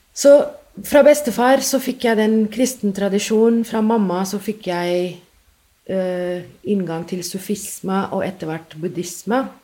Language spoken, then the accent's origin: Norwegian; Mumbai, Maharashtra, India; first language English; Norwegian is a second language; moved away as an adult; also born or lived in London, United Kingdom; now in Norway; Jeg ble født i India og har egentlig bodd der eh, helt til jeg flytta til England for å ta masteren min der. Men jeg vokste jo opp